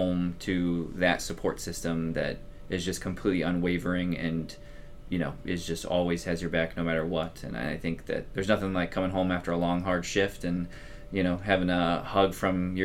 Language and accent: English; Colorado, United States; moved away as an adult; also born or lived in Chicago; now in St. Joseph, United States; born and raised in Colorado